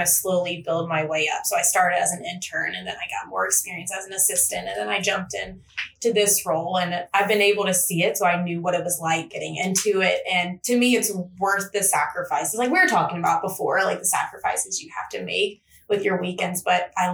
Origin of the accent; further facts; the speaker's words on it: Lynchburg, Virginia, United States; I am originally from Lynchburg, Virginia. So just down the road in Lynchburg. I grew up there, born and raised there